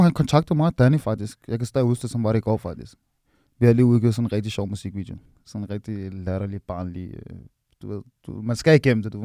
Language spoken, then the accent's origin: Danish; Nivå, Capital Region of Denmark, Denmark; deroppe på, hvor jeg er fra